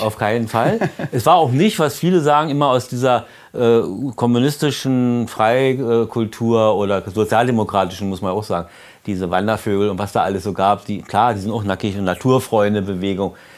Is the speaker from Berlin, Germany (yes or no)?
yes; Berlin, Germany; als Berliner